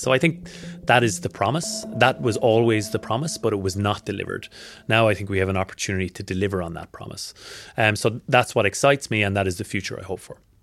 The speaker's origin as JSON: {"language": "English", "country": "Ireland", "moved": "as an adult", "lives_now": "Australia", "said": "I'm not from around here. I'm Irish. I've been in Australia for six years."}